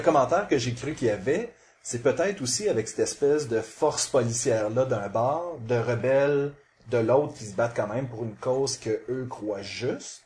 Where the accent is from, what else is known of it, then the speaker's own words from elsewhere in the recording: Montreal, Quebec, Canada; je suis montréalais